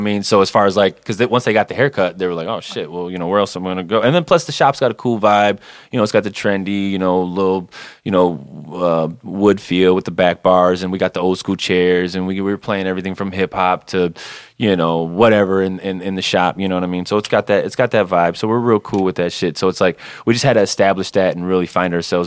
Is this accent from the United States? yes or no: yes; Saginaw, Michigan, United States; moved away as an adult; also born or lived in Detroit suburbs; now in Detroit, United States; I'm originally from Saginaw, Michigan